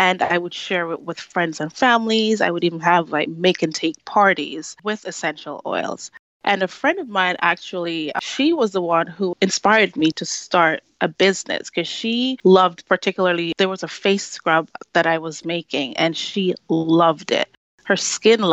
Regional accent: Jamaica; moved away; I grew up in Jamaica with my grandparents.

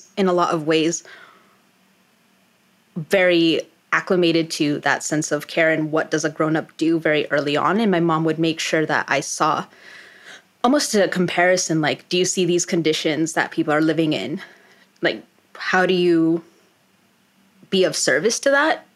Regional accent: Colorado, United States; also born or lived in New York City, United States; now in Washington, D.C., United States; I am originally from Colorado

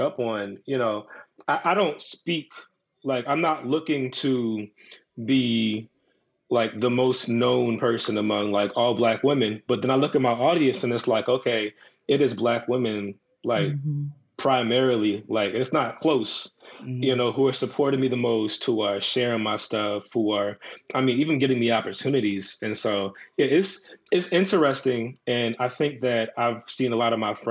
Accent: Woodbridge, Virginia, United States

